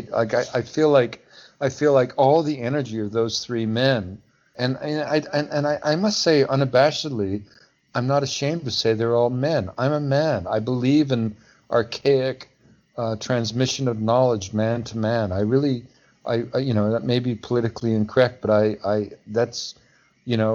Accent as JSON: {"language": "English", "region": "Pacific Northwest", "country": "United States", "said": "I mean, I I fought fires. You know, I was a logger. You know, I came from the Pacific Northwest."}